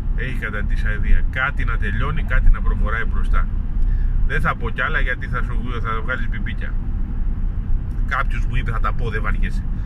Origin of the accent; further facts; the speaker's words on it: Greece; είμαι Έλληνας